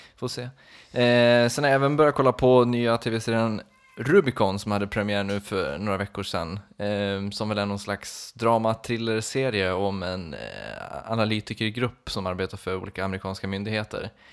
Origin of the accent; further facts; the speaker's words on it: Borlänge, Dalarna County, Sweden; moved away; varit hemma på Peace and Love i Borlänge